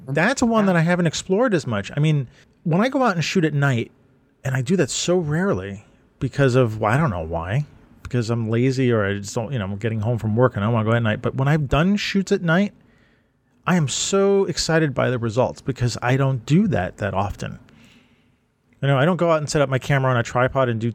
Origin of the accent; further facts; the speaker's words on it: New York, United States; when I was growing up, Manhattan and Brooklyn